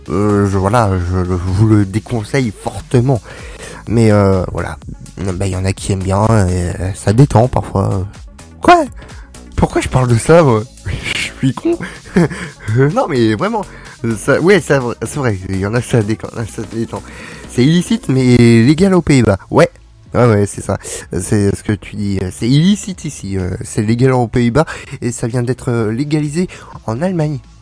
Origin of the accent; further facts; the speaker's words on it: France; on est français, ici on est un pays répressif